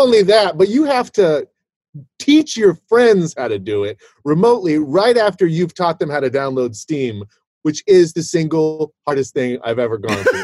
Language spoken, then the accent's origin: English; Fort Worth, Texas, United States; I was born in Fort Worth, Texas